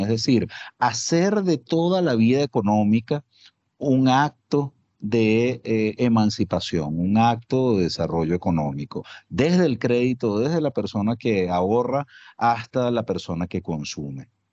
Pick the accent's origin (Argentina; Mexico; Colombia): Colombia; como colombianos